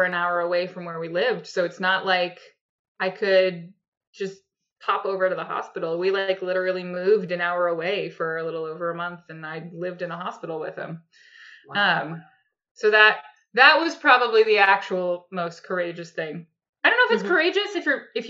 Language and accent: English; New Hampshire, United States; moved away as an adult; also born or lived in New York City; we are both from New Hampshire originally, which is why we decided to come back here